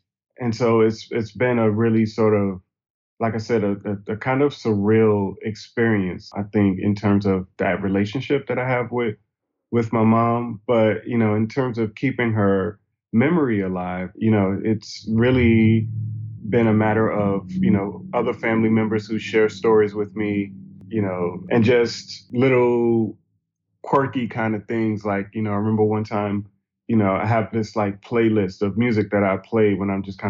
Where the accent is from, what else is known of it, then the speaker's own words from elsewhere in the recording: Hartsville, South Carolina, United States; also born or lived in Brooklyn, United States; now in Atlanta, United States; I was born in Brooklyn, New York, but I grew up mostly in a small town in South Carolina called Hartsville, South Carolina.